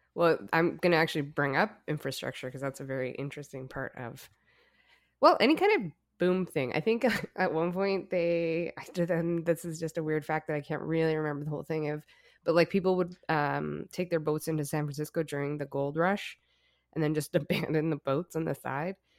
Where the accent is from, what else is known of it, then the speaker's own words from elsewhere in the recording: Alberta, Canada; growing up in Alberta, my grandpa was a coal miner